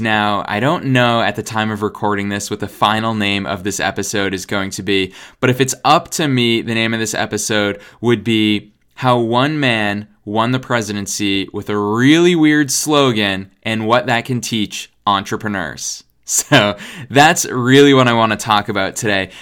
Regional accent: United States; being an American living here in the United States

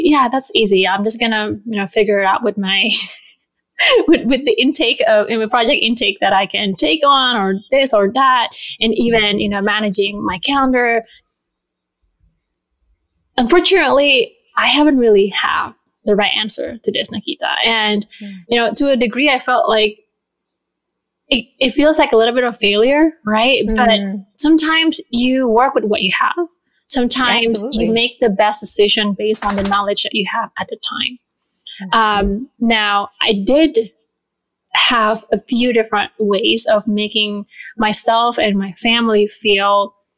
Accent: Bali, Indonesia; now in Chicago, United States; I was originally born and raised in Bali

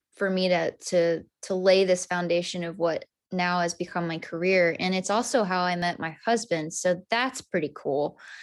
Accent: Amarillo, Texas, United States; moved away as an adult; now in Nashville, United States; I'm from Amarillo

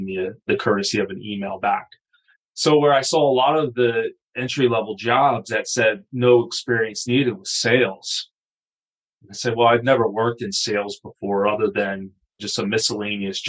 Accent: Wilmington, Delaware, United States; I grew up in Wilmington, Delaware, right? So just outside of Philadelphia

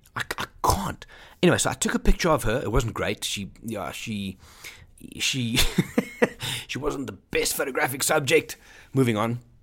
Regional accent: Johannesburg, Gauteng, South Africa; I'm from Johannesburg, South Africa

